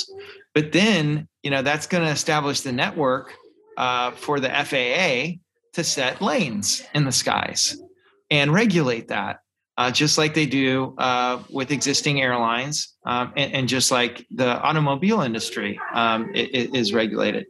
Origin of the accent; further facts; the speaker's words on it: the South, United States; growing up in the South